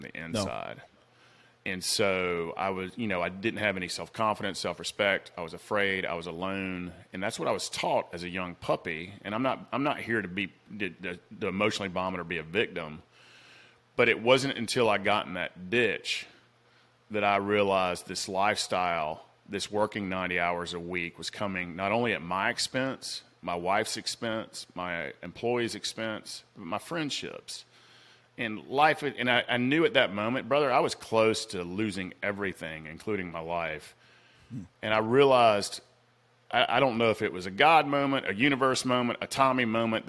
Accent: Atlanta, Georgia, United States; accent: Southern; I came from South Atlanta

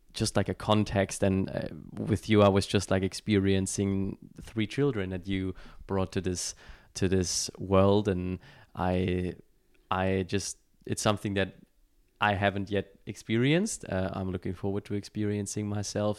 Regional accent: Germany; moved away; I was born and raised in Germany

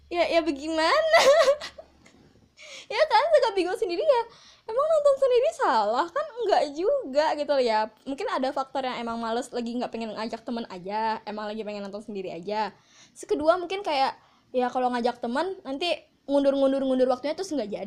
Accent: Padang, West Sumatra, Indonesia; Nah, uniknya itu adalah aku kan dari Padang nih ketika aku di Padang bioskop yang kayak XX1 uh, CGV itu nggak ada di Padang

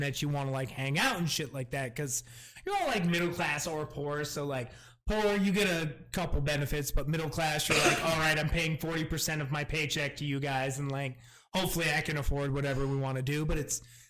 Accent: Adirondack Mountains, New York, United States; moved away; I grew up in the Adirondack Mountains

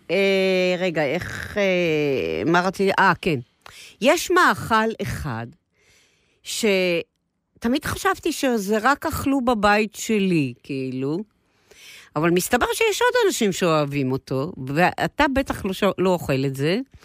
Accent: Israel; נולדנו ב-49, אוקיי? אוקיי. ואנחנו הילדים הראשונים של מדינת ישראל, הצברים

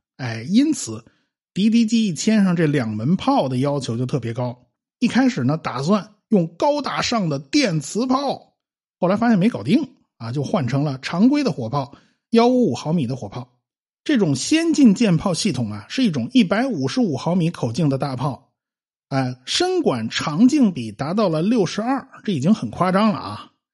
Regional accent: China; 我们中国人都懂啊

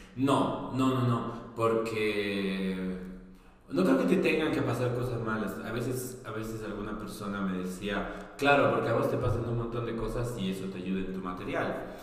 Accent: Bolivia; now in Argentina; soy boliviano

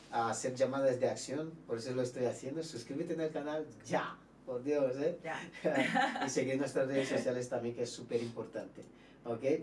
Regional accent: Brazil; Spanish is a second language; nosotros, mira, somos productos de Brasil y hay que valorar a nosotros que somos importados

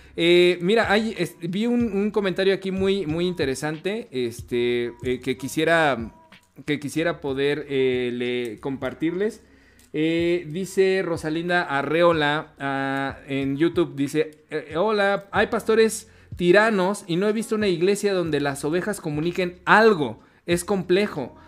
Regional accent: Mexico; nosotros como latinoamericanos, en específico como mexicanos

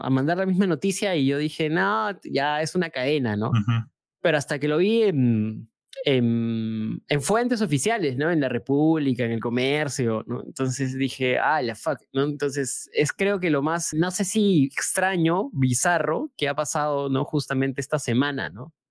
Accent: Huancavelica, Peru; soy de Huancavelica, amigo. Hablo quecho, español, inglés, masticado, pero hablo.

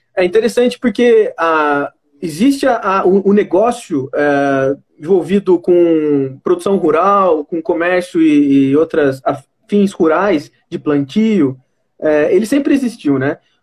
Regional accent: Itapetininga, São Paulo, Brazil; Eu sou de Tapetininga, mas meu, minha, meu vínculo em Guarei é, é muito forte

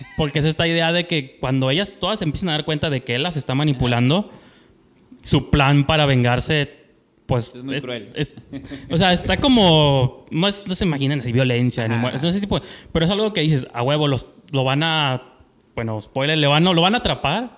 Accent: Tijuana, Baja California, Mexico; nosotros que somos de Tijuana

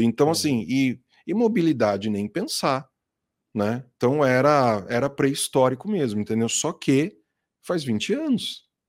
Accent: Itatiba, São Paulo, Brazil; eu sou de Itatiba, né, capital do uhum. móvel colonial até hoje, aqui em São Paulo. É, cresci lá, saí de lá

